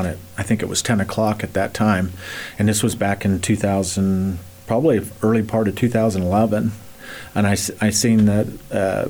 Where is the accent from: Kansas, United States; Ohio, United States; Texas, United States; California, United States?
Kansas, United States; Ness City; I was raised by a Catholic mom and dad family in Ness City